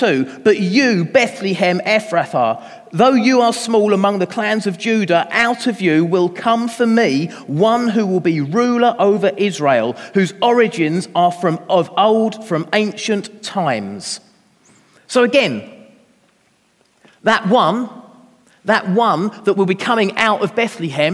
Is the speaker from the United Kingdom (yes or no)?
yes; London, United Kingdom; I was born in Lewisham Hospital in South London